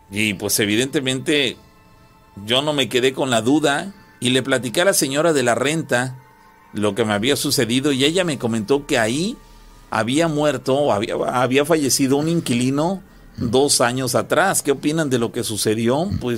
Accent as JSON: {"language": "Spanish", "town": "San José La Troje", "region": "Veracruz", "country": "Mexico", "tie": "born or raised there", "lives_now": "Mexico City, Mexico", "said": "Yo soy originario de San José La Troje, aquí en Veracruz, pero actualmente radico en la Ciudad de México."}